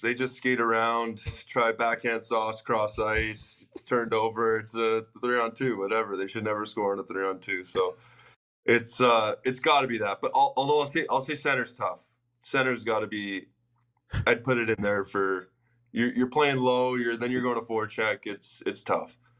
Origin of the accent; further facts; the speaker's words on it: Toronto, Ontario, Canada; also born or lived in Los Angeles; now in Arizona, United States; growing up in Toronto